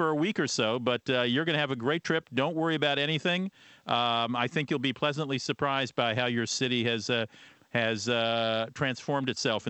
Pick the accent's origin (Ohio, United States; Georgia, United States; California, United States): Ohio, United States; Defiance, Ohio, my home state